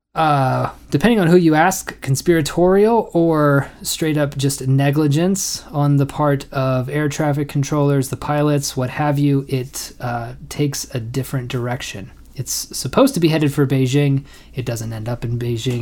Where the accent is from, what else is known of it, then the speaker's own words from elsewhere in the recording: United States; I'm an American